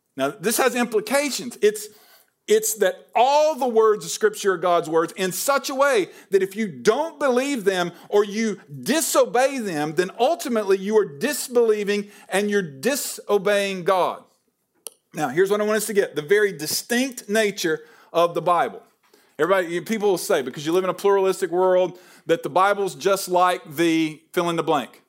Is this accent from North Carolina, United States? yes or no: yes; Hickory, North Carolina, United States; moved away; I'm from Hickory, North Carolina.